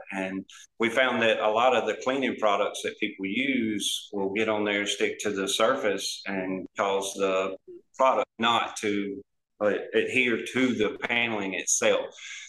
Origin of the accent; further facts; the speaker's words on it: South Alabama, United States; We're from Alabama, South Alabama.